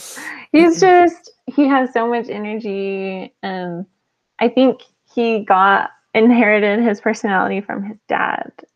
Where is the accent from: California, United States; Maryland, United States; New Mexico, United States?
New Mexico, United States; moved away as an adult; also born or lived in Houston / Utah; I'm from New Mexico